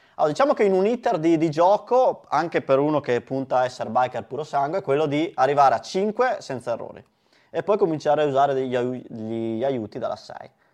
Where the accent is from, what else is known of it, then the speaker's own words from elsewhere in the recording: Verona, Veneto, Italy; da veronesi